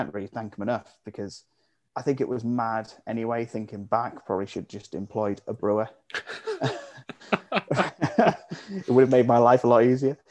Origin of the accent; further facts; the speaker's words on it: Hereford, West Midlands, United Kingdom; moved away as an adult; now in Sheffield, United Kingdom; I'm originally from Hereford. I moved up to Sheffield about 8 years ago.